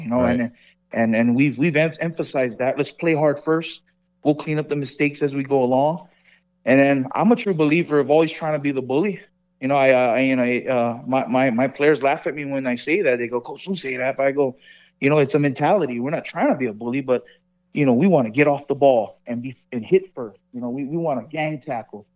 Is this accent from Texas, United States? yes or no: no; Hawaii, United States; moved away as an adult; now in Las Vegas, United States; I'm from Hawaii